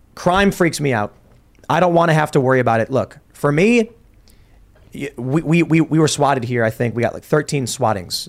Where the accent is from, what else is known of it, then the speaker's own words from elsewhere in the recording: Chicago, Illinois, United States; moved away; I grew up in Chicago very liberal